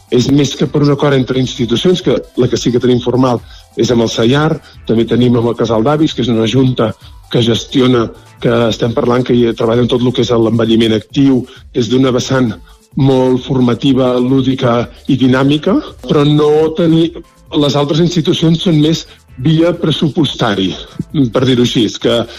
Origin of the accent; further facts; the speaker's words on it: Vic, Catalonia, Spain; moved away as an adult; now in Folgueroles, Spain; jo sóc nouvingut, vaig arribar al 2020, a plena pandèmia, vivia, era biguetà